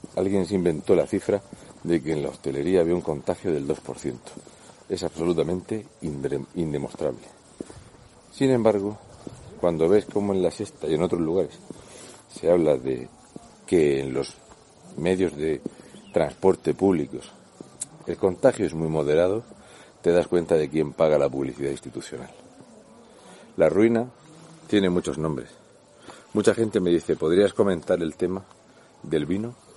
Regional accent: Region of Murcia, Spain; un murciano en Ávila

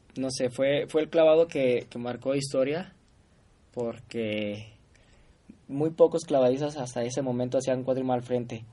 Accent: Guadalajara, Jalisco, Mexico; yo soy de Guadalajara

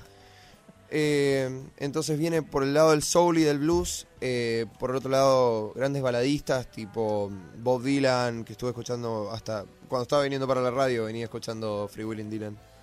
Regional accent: Corrientes, Argentina; now in Buenos Aires, Argentina; yo vengo de Corrientes

